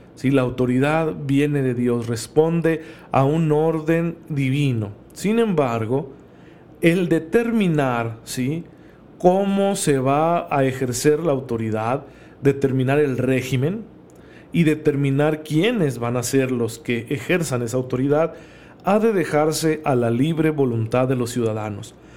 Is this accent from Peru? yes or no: no; Mexico